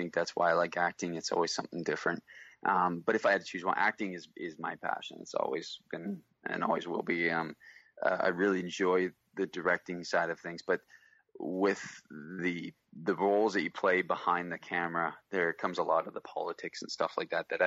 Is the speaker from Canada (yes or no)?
yes; Canada; also born or lived in Vancouver; I'm Canadian, I'm at Vancouver